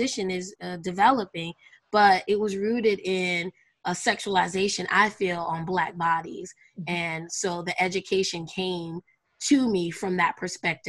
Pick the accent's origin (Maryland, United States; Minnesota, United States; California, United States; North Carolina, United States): North Carolina, United States; also born or lived in Brooklyn, New York; I'm from Brooklyn as well as grew up in North Carolina.